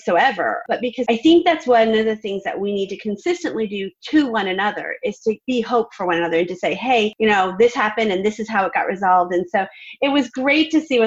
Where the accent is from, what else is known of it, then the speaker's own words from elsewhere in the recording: Vermont, United States; now in Nashville, United States; I'm from Vermont